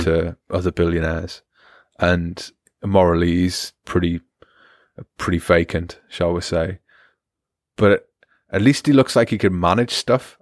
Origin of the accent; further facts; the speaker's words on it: United Kingdom; moved away; I'm British as well